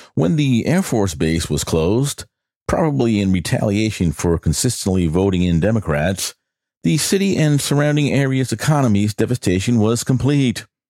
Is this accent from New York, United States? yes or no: yes; New York, United States; moved away; also born or lived in Rome, New York; my home state, which is New York